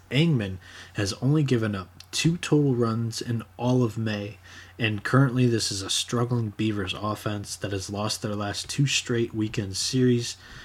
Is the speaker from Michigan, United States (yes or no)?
yes; Michigan, United States; I'm from Michigan, played my high school ball in Michigan, and all my travel ball in the Great Lakes area in colder weather.